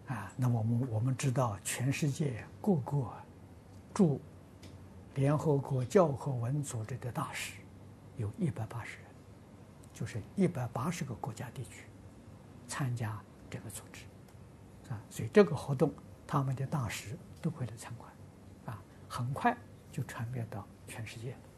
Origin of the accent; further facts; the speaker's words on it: Lujiang, Anhui, China; moved away; 我的老家家乡，啊，安徽庐江